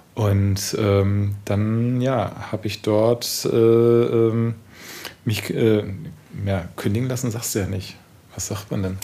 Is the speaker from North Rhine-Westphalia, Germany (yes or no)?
no; Heilbronn, Baden-Württemberg, Germany; moved away as an adult; also born or lived in Stuttgart, Germany / Garbsen, Germany; now in Berlin, Germany; also wir sind mit zehn sind wir nach Heilbronn gezogen